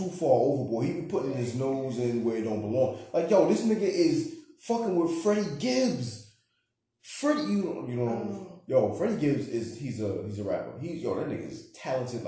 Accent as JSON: {"language": "English", "region": "New York", "country": "United States", "said": "I'm from New York"}